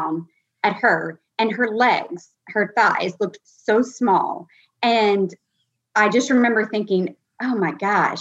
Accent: Louisiana, United States; also born or lived in New Jersey / Texas; I am in Louisiana. And other than living in New Jersey for a year and Texas for about 5 years, I've been in Louisiana.

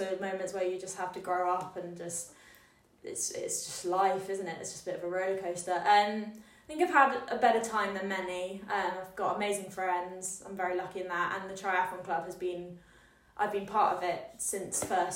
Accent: Scotland, United Kingdom; moved away as an adult; now in Exeter, United Kingdom; I'm from Scotland

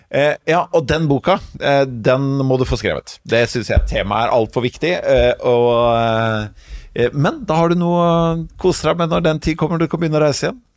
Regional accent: Sunnfjord, Vestland, Norway; nå er jeg vestlending fra Sunnfjord

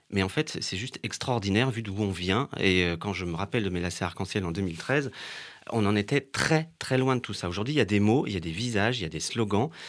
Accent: Paris, Île-de-France, France; Et on y allait en tant que Parisien gay.

